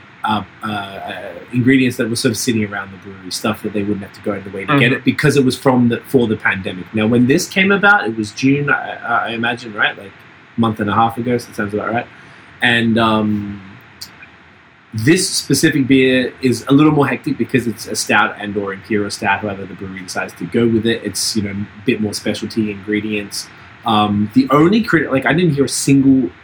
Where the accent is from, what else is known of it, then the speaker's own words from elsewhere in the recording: Australia; moved away; I'm from Australia